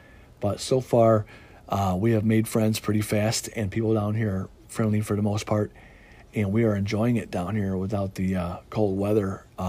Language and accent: English; Chicago, Illinois, United States; now in Mississippi, United States; As a lot of you guys know, I came from the Midwest, from Chicago down here to Mississippi on the Gulf Coast.